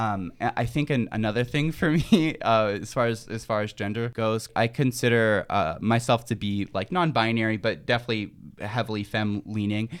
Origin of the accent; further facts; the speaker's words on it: Tehachapi, California, United States; moved away; I'm from, um, I'm from Tashpee, California. Um, it's a very small, uh, conservative town.